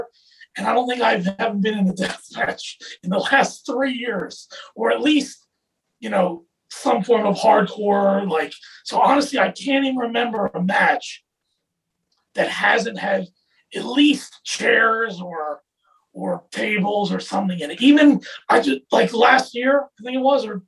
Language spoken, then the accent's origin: English; New Jersey, United States; I'm from New Jersey. I'm from like South Jersey, and my family is from Philadelphia